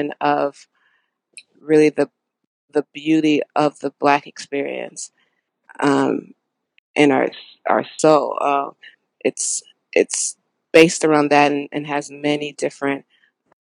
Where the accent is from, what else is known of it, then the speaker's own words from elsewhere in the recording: Houston, Texas, United States; I'm from Houston, Texas